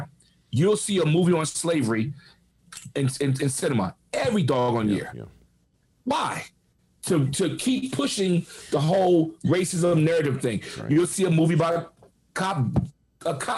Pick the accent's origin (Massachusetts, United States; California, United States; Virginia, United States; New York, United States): New York, United States; New York City; moved away; I'm a kid from the Bronx, single mom.